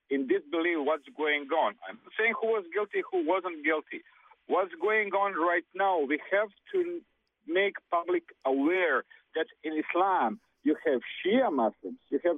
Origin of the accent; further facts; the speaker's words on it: Serbia; moved away; I'm from Serbia.